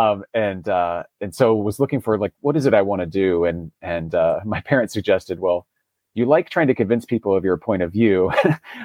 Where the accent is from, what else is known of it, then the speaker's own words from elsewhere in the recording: Russellville, Kentucky, United States; moved away; also born or lived in Michigan City, Indiana; I was born in Michigan City, Indiana, so not far from Chicago, but really spent all of my childhood in a small town in Kentucky called Russellville, Kentucky